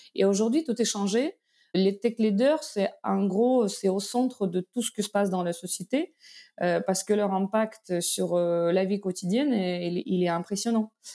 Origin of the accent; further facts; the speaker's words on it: Belarus; French is a second language; moved away as an adult; also born or lived in Moscow, Russia; now in France; D'origine, je suis de Biélorussie.